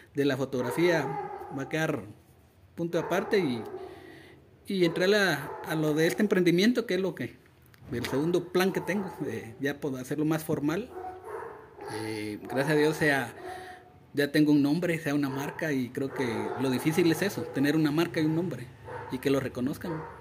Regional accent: Mixco, Guatemala Department, Guatemala; crecí en El Milagro, en El Milagro, en la zona 6 de Misco

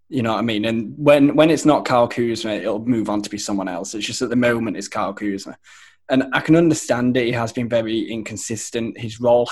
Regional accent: Leeds, Yorkshire and the Humber, United Kingdom; my hometown of Leeds in the United Kingdom

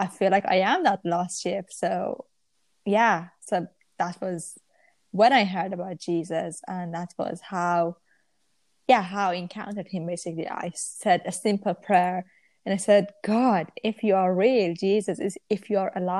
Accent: Iran; now in Manchester, United Kingdom; I'm from Iran originally, but I live in Manchester.

